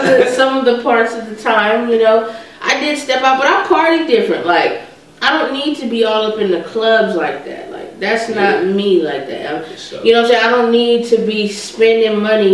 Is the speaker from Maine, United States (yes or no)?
no; San Diego, California, United States; moved away as an adult; also born or lived in Sacramento, California; now in Dayton, United States; I'm from San Diego, born and raised. That's my hometown.